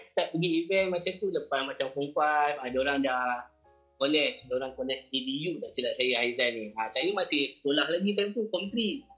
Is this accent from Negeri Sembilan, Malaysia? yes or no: no; Seri Kembangan, Selangor, Malaysia; moved away as an adult; now in Kuala Lumpur, Malaysia; saya asal dari Selangor Sedang, Taman Seri Sedang